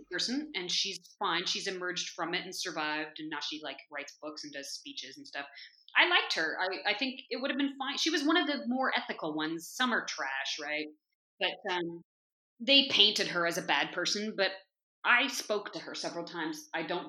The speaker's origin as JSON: {"language": "English", "town": "Berkeley", "region": "California", "country": "United States", "moved": "as an adult", "said": "I was from Berkeley"}